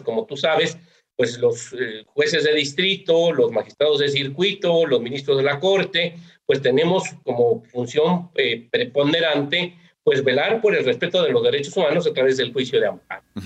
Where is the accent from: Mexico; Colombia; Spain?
Mexico; las y los mexicanos veamos la importancia